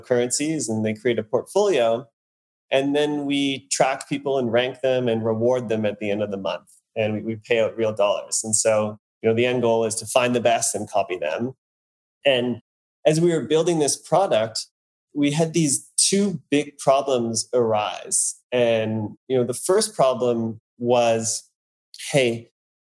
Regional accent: Canada; now in New York, United States; I grew up in Canada. And now, as you said, I'm living in New York

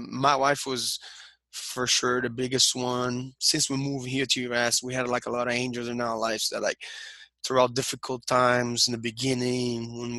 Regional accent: Rio de Janeiro, Brazil; We're from Brazil, both of us. We're from Rio. And most of our country, I guess, is Catholic, right?

